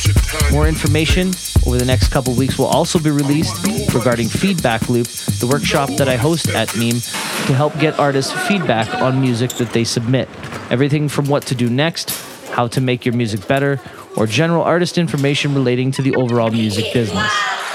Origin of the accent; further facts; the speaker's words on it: Winnipeg, Manitoba, Canada; now in Toronto, Canada; my hometown of Winnipeg